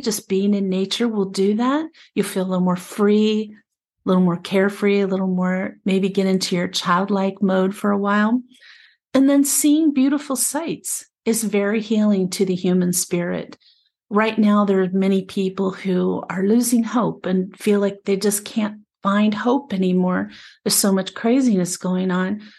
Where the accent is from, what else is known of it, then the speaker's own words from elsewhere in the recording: Appalachia, United States; also born or lived in Prescott, Arizona; now in Arizona, United States; I was raised in the Appalachian area in, back east.